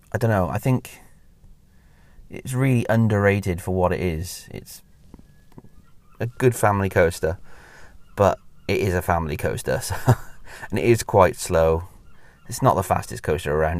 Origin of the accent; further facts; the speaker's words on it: Welsh, Wales, United Kingdom; moved away; I used to live in Wales. I mean, I'm, I'm Welsh